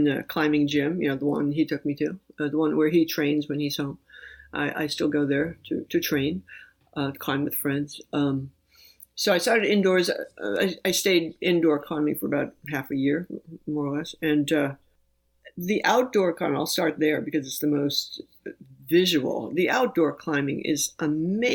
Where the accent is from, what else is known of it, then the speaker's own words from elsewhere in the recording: New York City, New York, United States; moved away; I grew up in New York City